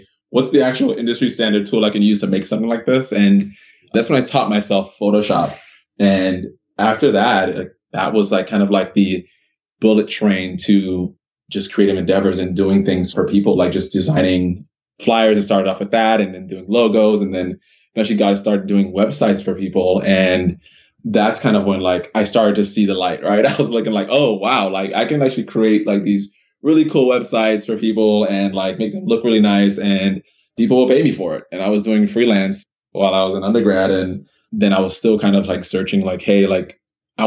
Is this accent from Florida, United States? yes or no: yes; Miami, Florida, United States; I grew up in Miami, Florida. That's where I was born